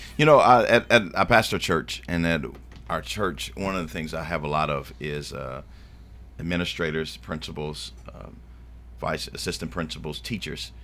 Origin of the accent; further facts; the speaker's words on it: Shelbyville, Tennessee, United States; also born or lived in Davidson County, Tennessee; now in Rutherford County, United States; I grew up in Shelbyville, Tennessee